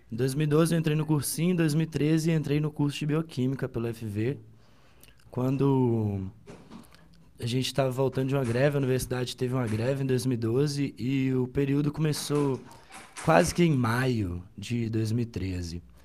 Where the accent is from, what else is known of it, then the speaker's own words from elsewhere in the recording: Ubaporanga, Minas Gerais, Brazil; moved away as an adult; now in Viçosa, Brazil; eu nasci em Ubaporanga, uma cidade muito pequenininha, aqui em Minas Gerais